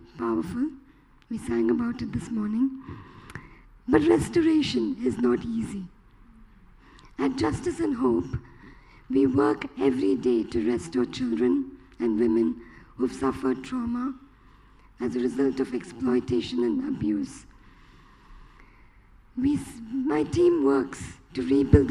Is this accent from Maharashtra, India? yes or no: no; Chennai, Tamil Nadu, India; I'm from Chennai. We live in India all our life.